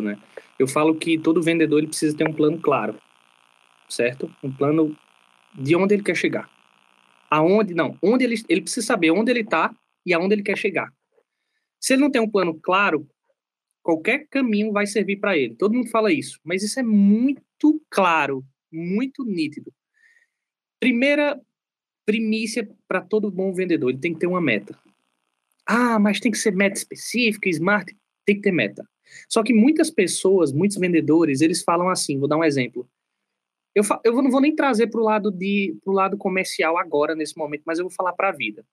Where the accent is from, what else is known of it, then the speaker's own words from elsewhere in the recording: sertão of Pernambuco, Brazil; moved away; also born or lived in southern Brazil; Eu venho do sertão de Pernambuco. É uma cidade aí que tem mais ou menos 80 mil habitantes. E eu não tive uma infância muito fácil